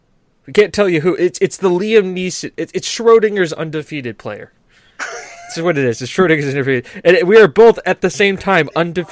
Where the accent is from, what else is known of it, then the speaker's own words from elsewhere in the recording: United States; I am an American